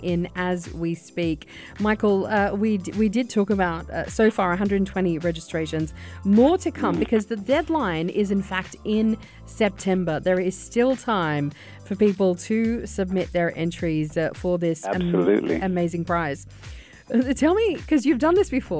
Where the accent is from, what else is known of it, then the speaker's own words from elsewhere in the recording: Sydney, New South Wales, Australia; moved away; I just got back from Sydney. That's my hometown